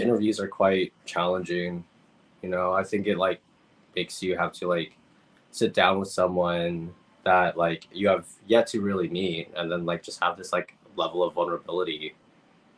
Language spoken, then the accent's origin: English; San Diego, California, United States; also born or lived in Guam; growing up in San Diego as an immigrant in this particular city